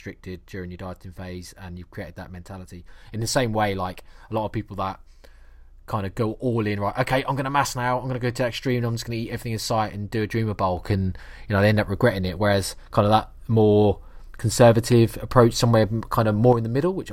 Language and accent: English; Norfolk, East of England, United Kingdom; accent: Norfolk; that's really Norfolk, that's my accent coming from there